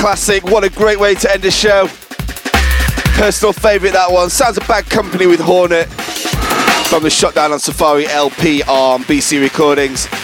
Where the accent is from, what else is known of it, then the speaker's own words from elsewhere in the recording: Sheffield, Yorkshire and the Humber, United Kingdom; my hometown of Sheffield